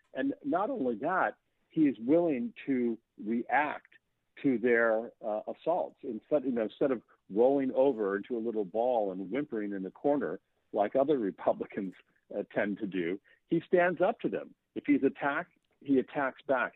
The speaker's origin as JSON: {"language": "English", "region": "Maine", "country": "United States", "tie": "born or raised there", "said": "I grew up in Maine"}